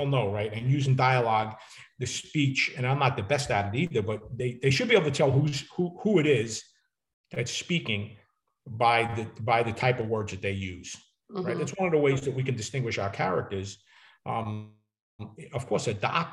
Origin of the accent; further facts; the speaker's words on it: New York City, New York, United States; accent: New York; people from Brooklyn, I grew up with a lot of colorful characters, who had their own language, right? The street language and people talk, and I still can't get rid of my New York accent